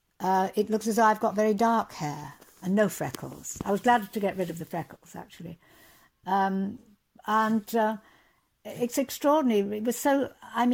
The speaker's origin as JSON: {"language": "English", "town": "Hull", "region": "Yorkshire and the Humber", "country": "United Kingdom", "tie": "born or raised there", "also_born_or_lived": "Cottingham", "moved": "as an adult", "said": "I'm from Yorkshire, the East Riding. I was born in Cottingham. I went to school in Hull."}